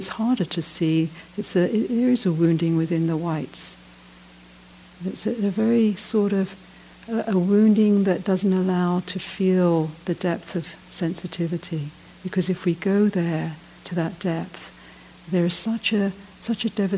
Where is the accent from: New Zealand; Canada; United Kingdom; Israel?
United Kingdom; moved away as an adult; also born or lived in Ireland; now in South Africa; I'm from Britain